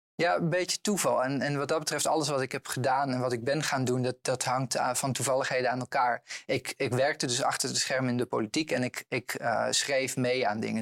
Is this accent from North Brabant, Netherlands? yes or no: no; Eibergen, Gelderland, Netherlands; bij de jongerenraad in Eibergen, dorp waar ik ben opgegroeid